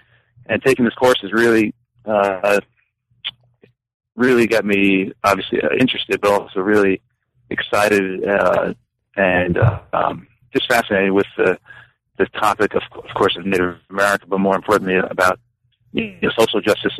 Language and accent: English; New York, United States; moved away as an adult; now in Los Angeles, United States; But I'm from the East Coast, from New York, where I went to school as an undergraduate at Cornell University.